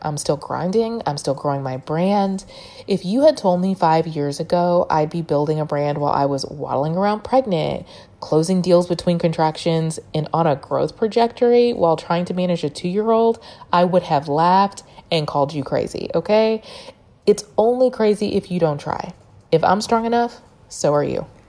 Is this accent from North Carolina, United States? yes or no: no; Dallas, Texas, United States; moved away as an adult; also born or lived in Louisiana; when I moved back home to Dallas from Louisiana